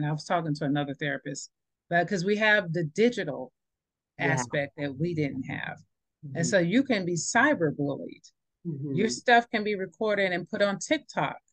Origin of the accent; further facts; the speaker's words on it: New York, United States; moved away; I grew up in New York in the 80s, and we did have crack come through there